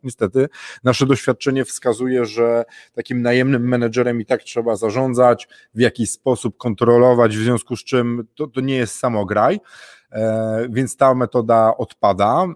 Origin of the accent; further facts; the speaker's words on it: northern Poland, Poland; ja jestem z północy, północ Polski bliżej Wikingów